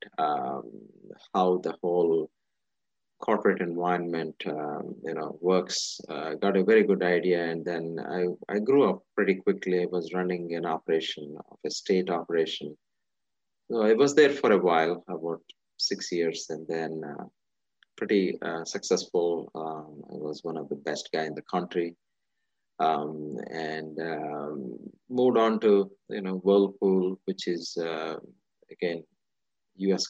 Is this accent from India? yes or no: yes; India; moved away; I'm originally from India. I was born and raised in India. A majority of my childhood was in India.